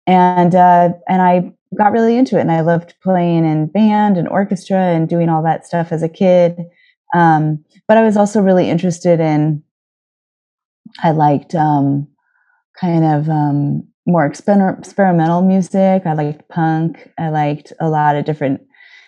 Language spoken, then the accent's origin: English; near San Francisco, California, United States; moved away as an adult; also born or lived in Los Angeles; now in New York, United States; I grew up near San Francisco